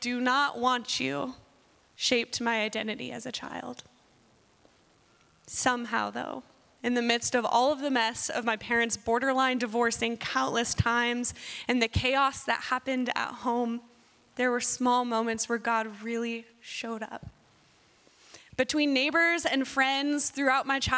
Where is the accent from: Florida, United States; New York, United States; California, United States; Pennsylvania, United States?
California, United States; Southern; moved away; I was born and raised in Southern California